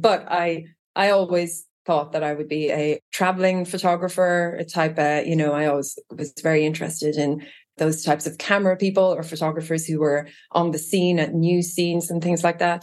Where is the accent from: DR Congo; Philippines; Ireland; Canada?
Ireland; Trim, Leinster; moved away as an adult; also born or lived in Japan / London, United Kingdom / Israel; now in Virginia, United States; growing up in Trim